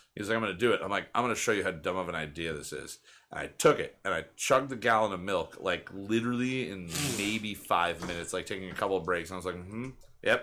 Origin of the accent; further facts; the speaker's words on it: Pennsylvania, United States; growing up in Pennsylvania and the Pennsylvania Dutch influence everywhere